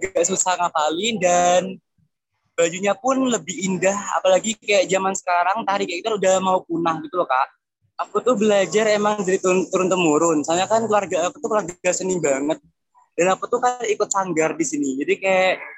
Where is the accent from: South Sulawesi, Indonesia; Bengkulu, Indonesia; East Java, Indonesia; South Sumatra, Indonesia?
East Java, Indonesia; Banyuwangi; aku tuh habisnya dari kecil dari TK di Banyuwangi